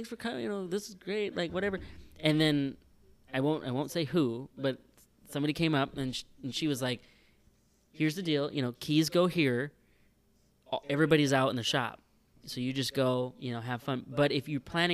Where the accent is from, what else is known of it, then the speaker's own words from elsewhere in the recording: Sherwood, North Dakota, United States; from my hometown